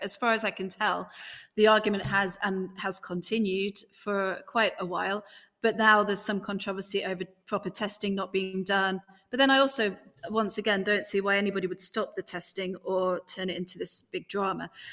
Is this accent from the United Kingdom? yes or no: yes; United Kingdom; accent: strong British; my strong British accent.